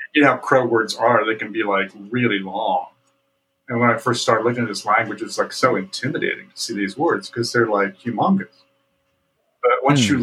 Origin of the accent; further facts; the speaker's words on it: Central Indiana, United States; my immediate culture of growing up in Central Indiana